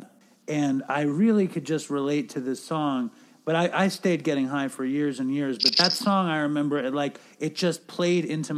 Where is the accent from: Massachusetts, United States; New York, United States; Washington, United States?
New York, United States; being a New Yorker